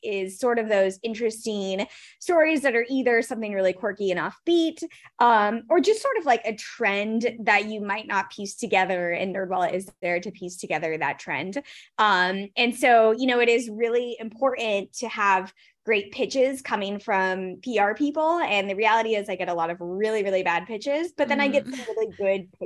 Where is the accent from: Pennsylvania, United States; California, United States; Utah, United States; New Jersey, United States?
California, United States; Orange County; I grew up in Orange County